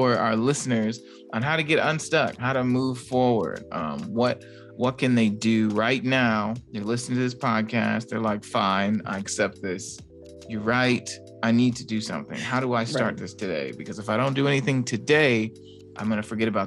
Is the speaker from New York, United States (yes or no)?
no; Gary, Indiana, United States; now in Fort Wayne, United States; I'm from Gary, Indiana, right? So and I live in Fort Wayne, Indiana